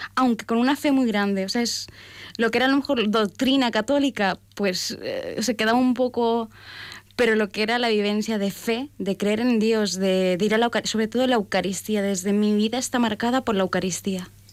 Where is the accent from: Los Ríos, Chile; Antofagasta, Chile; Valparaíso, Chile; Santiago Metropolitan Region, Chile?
Valparaíso, Chile; yo soy de Chile, nací en Valparaíso, en, un lugar pues muy bello, en un puerto. Eh, se, me dice que soy porteña